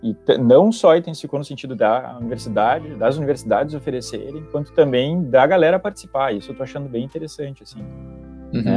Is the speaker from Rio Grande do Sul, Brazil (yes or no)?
yes; Santa Maria, Rio Grande do Sul, Brazil; moved away; also born or lived in Porto Alegre metropolitan area; eu sou de Santa Maria também, que não é tão longe